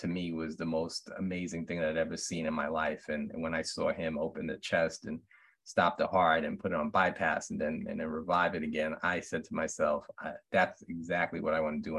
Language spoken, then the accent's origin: English; New York City, New York, United States; moved away; also born or lived in Minnesota; growing up in Brooklyn